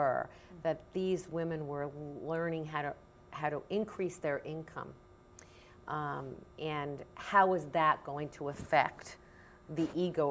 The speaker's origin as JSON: {"language": "English", "country": "United States", "said": "as an American woman"}